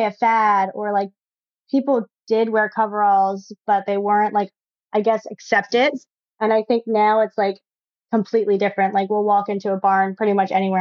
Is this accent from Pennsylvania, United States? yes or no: yes; Pennsylvania, United States; moved away as an adult; now in New York, United States; I grew up in Pennsylvania on a farm